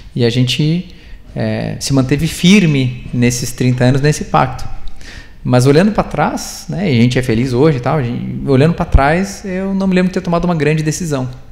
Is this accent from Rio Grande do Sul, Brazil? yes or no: yes; Rio Grande do Sul, Brazil; moved away; also born or lived in Curitiba; Eu sou gaúcho